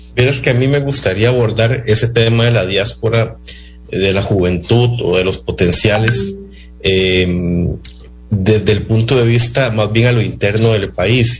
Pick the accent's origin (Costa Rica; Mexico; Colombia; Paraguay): Costa Rica; Nosotros como costarricenses